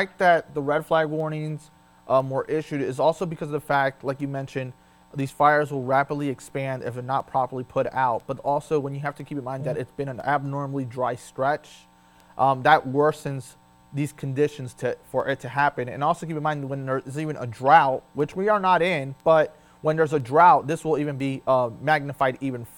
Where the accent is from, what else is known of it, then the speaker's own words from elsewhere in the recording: Florida, United States; now in Delmarva, United States; we're both from Florida